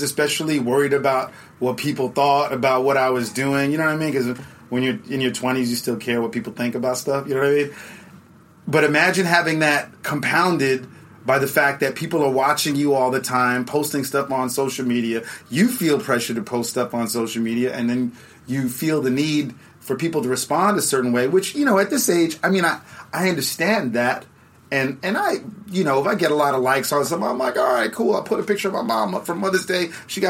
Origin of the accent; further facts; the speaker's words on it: New York City, New York, United States; moved away as an adult; also born or lived in San Juan, Puerto Rico / Los Angeles / Saigon; now in Ho Chi Minh City, Vietnam; I was raised in New York City like many Puerto Ricans.